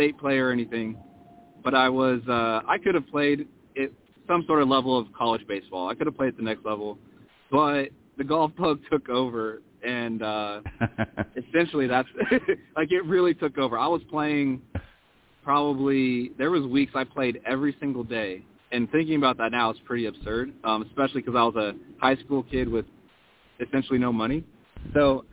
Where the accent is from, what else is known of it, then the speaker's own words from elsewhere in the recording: Columbus, Indiana, United States; my hometown in Columbus, Indiana